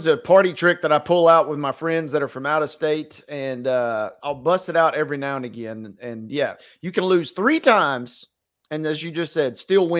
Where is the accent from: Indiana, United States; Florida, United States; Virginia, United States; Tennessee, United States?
Tennessee, United States; growing up in Tennessee all my life